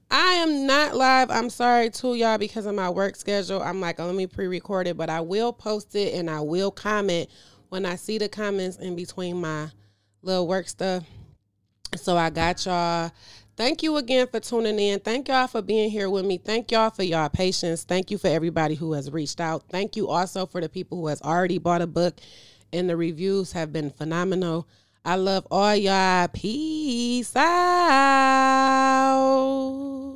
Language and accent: English; United States; being an American